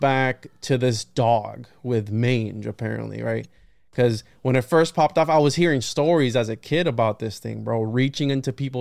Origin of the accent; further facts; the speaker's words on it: Puerto Rico; I was born in Puerto Rico